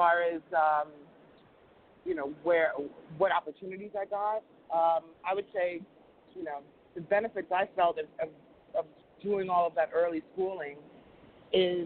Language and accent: English; New York City, New York, United States; we grew up on the Midtown East Side